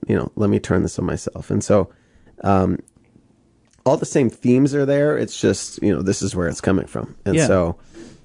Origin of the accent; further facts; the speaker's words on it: outside Boston, Massachusetts, United States; I was born outside Boston.